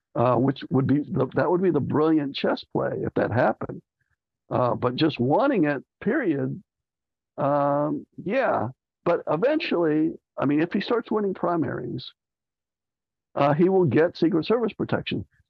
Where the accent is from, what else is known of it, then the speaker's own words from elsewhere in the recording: Texas, United States; I'm Texan